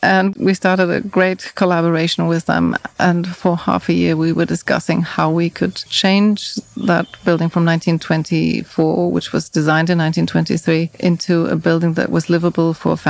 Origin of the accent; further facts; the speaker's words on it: Frankfurt, Hesse, Germany; also born or lived in United Kingdom; I was born in Frankfurt. {S1} Oh, okay. {S2} Originally. And then I stayed in Frankfurt am Main until the late 70s. And then my family moved to the UK.